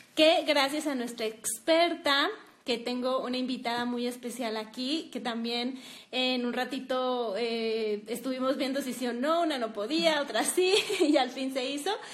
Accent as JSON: {"language": "Spanish", "region": "Durango", "country": "Mexico", "said": "las dos estamos aquí en Durango"}